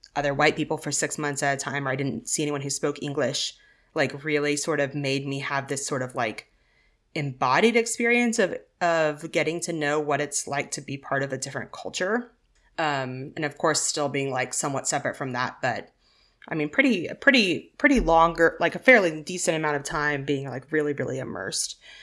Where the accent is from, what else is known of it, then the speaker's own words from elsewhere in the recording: Arkansas, United States; I grew up in Arkansas